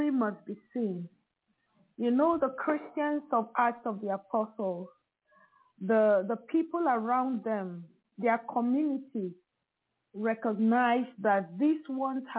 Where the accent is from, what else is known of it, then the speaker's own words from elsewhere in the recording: Cross River, Nigeria; first language Loka; English is a second language; I am Nigerian by birth, from the South Cross River State, North Central Cross River State of Nigeria. And we speak Loka in my dialect. That's my native dialect.